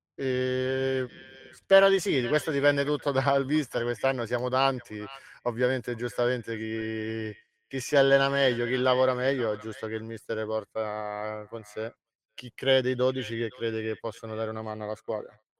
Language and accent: Italian; Calabria, Italy; moved away as an adult; now in Rome, Italy; mi trovo a Roma all'età di 19 anni, non sono romano, sono calabrese